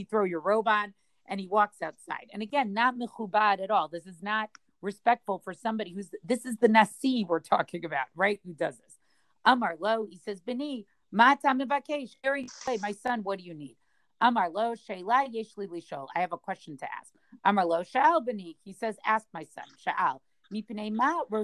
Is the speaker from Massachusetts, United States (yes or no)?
yes; Boston, Massachusetts, United States; I grew up in Boston